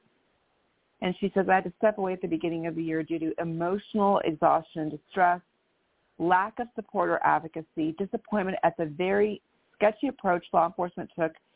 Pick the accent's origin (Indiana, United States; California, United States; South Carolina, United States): California, United States; Menlo Park; also born or lived in Stanford, California / San Francisco, California; now in Bellevue, United States; I was actually born in Stanford, California, born and raised in Menlo Park, and then lived in San Francisco before I moved up to Seattle, Washington